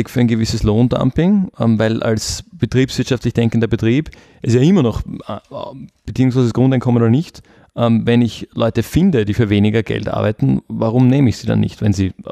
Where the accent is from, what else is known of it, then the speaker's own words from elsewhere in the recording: Austria; ich mache als, als Österreicher entweder einen Job, der mich auch erfüllt, ähm, oder ich mache als Österreicher keinen Job